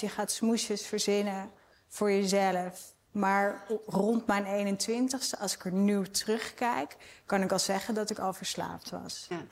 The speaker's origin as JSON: {"language": "Dutch", "town": "Amsterdam", "region": "North Holland", "country": "Netherlands", "said": "Ik kom uit Amsterdam"}